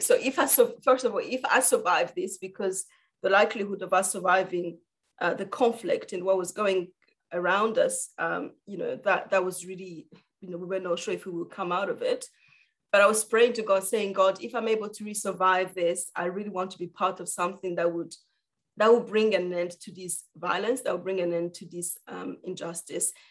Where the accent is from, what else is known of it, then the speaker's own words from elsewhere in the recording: Rwanda; I am from Rwanda